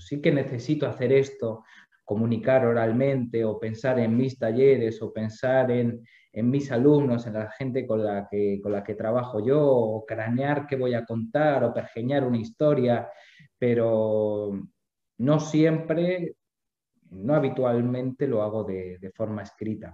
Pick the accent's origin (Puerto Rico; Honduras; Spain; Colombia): Spain; moved away as an adult; now in Buenos Aires, Argentina; siendo un español. A mí me recibieron de brazos abiertos